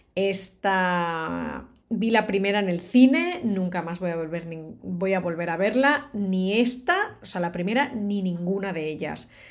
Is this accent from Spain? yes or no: yes; Barcelona, Catalonia, Spain; Yo soy de Barcelona